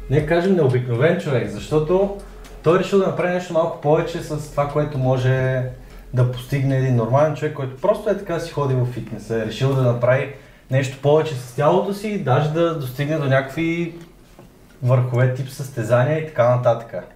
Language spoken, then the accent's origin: Bulgarian; Shumen, Shumen Province, Bulgaria; Аз съм от Вазов Махала, той е от Шумен Махала.